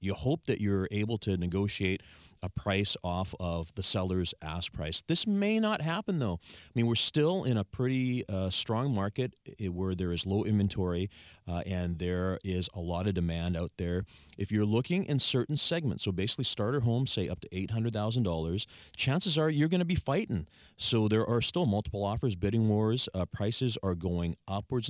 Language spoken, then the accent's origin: English; Saanich, British Columbia, Canada; I was born and raised in Sanish, Sanish resident